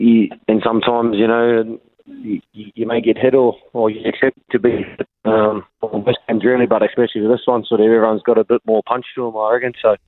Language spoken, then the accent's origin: English; Rotorua, Bay of Plenty, New Zealand; moved away as an adult; now in Australia; I grew up in Rotorua here. I moved over to Australia when I was 18 and haven't been back since.